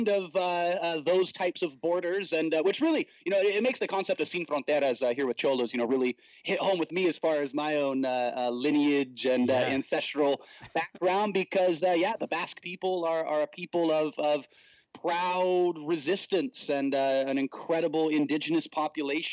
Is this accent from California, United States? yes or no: yes; Watsonville, California, United States; now in San Diego, United States; I come from a very strong Mexican American cultural background in my hometown of Watsonville